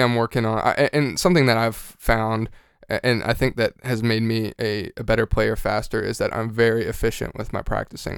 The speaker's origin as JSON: {"language": "English", "region": "Georgia", "country": "United States", "also_born_or_lived": "North Texas", "moved": "yes", "said": "I'm from Georgia"}